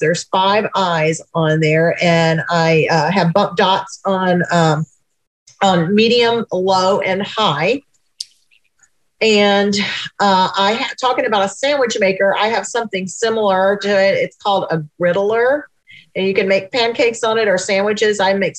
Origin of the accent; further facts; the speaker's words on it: Temple, Texas, United States; I am from Central Texas, the town of Temple, T-E-M-P-L-E. It's in right deep in the heart of Texas. I'm 40 miles south of Waco and 65 miles north of Austin, our state capital.